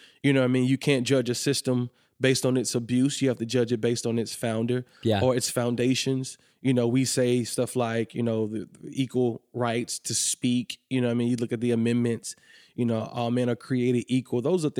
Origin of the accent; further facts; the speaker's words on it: Atlanta, Georgia, United States; now in Kentucky, United States; So I'm originally from Atlanta.